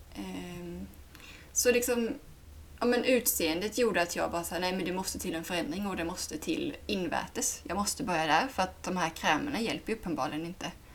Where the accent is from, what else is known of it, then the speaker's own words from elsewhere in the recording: Sweden; jag kommer dit som svensk